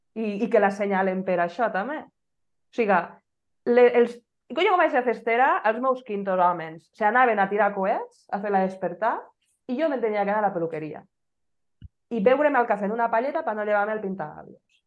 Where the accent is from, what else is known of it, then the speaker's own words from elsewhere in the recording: Benissa, Valencian Community, Spain; jo era una benissera acèrrima